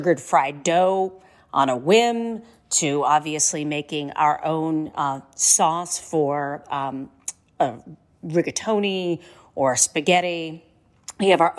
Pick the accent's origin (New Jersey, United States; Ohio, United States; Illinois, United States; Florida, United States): Ohio, United States; Mahoning Valley, Northeastern; I am from Northeastern Ohio, near Cleveland, in a place called the Mahoning Valley, between Cleveland and Pittsburgh